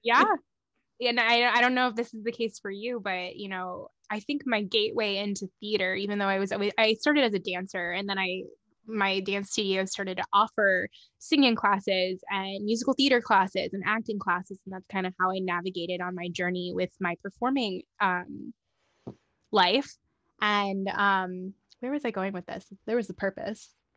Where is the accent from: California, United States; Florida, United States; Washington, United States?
Florida, United States; Miami, Fort Lauderdale area, South; moved away as an adult; also born or lived in Orlando, Florida; now in Los Angeles, United States; I grew up in the South Florida, Miami, Fort Lauderdale area